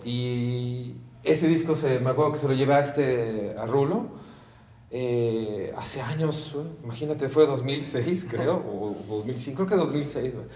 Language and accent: Spanish; Mexico; soy mexicano a muerte